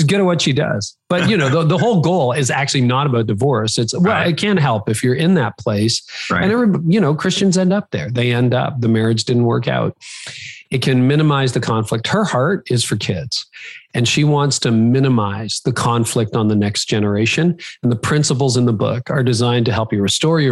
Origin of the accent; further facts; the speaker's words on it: Canada; I am Canadian, even though most of my audience is American, I am Canadian